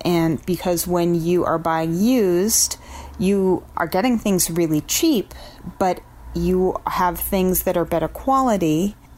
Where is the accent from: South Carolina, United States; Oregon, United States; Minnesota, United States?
Oregon, United States; Portland; I'm from Portland, Oregon